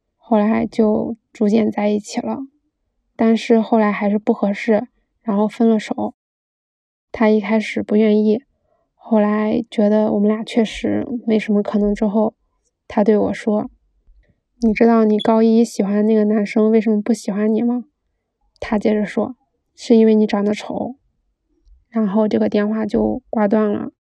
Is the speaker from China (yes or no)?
yes; Beijing, China; 然后一个并不精致的女孩儿在北京长大了